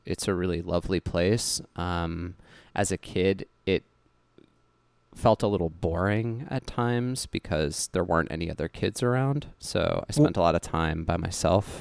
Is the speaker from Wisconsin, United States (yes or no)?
no; Cutchogue, New York, United States; also born or lived in Huntington, New York; when I was about five years old, I moved out to a small town on the North Fork of Long Island called Kutchog